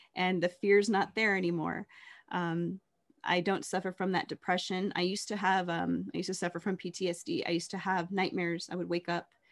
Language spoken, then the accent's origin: English; Las Vegas, Nevada, United States; growing up in Las Vegas